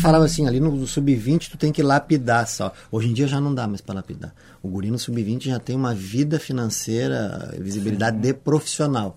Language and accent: Portuguese; Porto Alegre, Rio Grande do Sul, Brazil; eu sou gaúcho, cresci ali no Bonfim